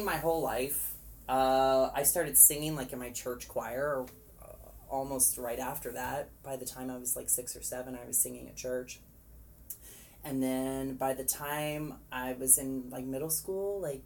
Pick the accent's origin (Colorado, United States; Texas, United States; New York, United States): Texas, United States; Plano; I grew up in Plano, Texas, which is a suburb of Dallas.